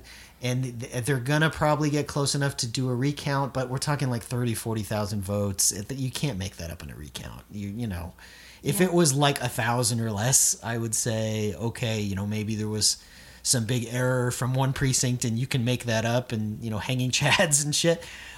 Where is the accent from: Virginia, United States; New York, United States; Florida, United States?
Florida, United States; moved away; I'm from Florida.